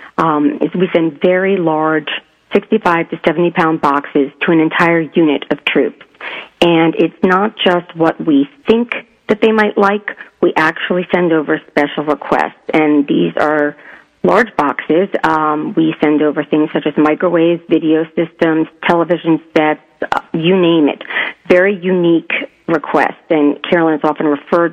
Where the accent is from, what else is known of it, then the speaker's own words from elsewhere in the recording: southern Connecticut, United States; moved away as an adult; also born or lived in New York; I was born in New York, but I was raised in southern Connecticut and lived there